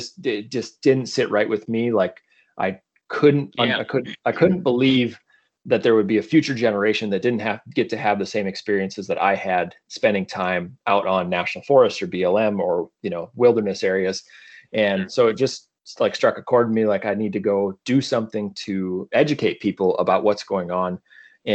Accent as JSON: {"language": "English", "region": "South Dakota", "country": "United States", "tie": "born or raised there", "also_born_or_lived": "Colorado", "moved": "as an adult", "said": "growing up, I grew up in South Dakota"}